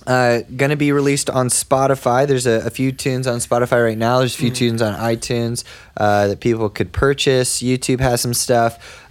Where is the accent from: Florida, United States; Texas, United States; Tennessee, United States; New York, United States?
Texas, United States; Dallas area; moved away; also born or lived in Grand Prairie, Texas; That's the city I was born in the Dallas area. Lived there till I was about 9 and then moved to another suburb till I was 19.